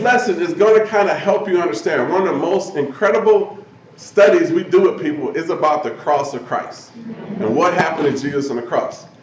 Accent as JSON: {"language": "English", "town": "Omaha", "region": "Nebraska", "country": "United States", "tie": "born or raised there", "said": "just a guy who was born and raised in Omaha, Nebraska"}